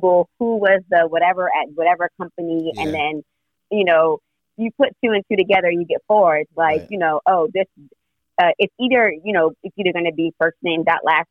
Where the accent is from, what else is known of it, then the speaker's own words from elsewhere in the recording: New York City, New York, United States; also born or lived in Orlando; I'm originally from Brooklyn. My family's here